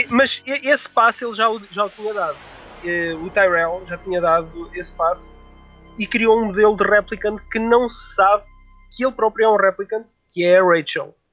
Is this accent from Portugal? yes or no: yes; Figueira da Foz, Centro, Portugal; Eu, eu sou da Figueira da Foz